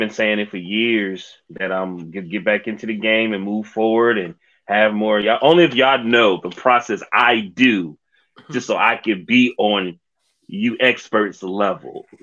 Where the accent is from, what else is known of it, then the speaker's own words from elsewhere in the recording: New Jersey, United States; I grew up in Jersey, man. I stayed in Jersey for a hot second.